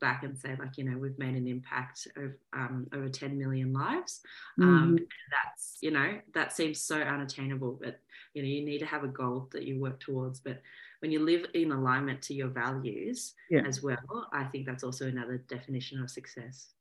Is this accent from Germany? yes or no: no; Melbourne, Victoria, Australia; I am from Australia, so born and raised in Melbourne, Australia